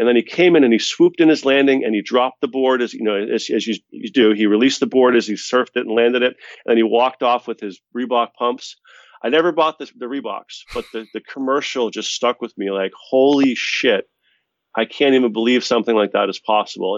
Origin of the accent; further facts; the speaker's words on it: Boston, Massachusetts, United States; We're both from Boston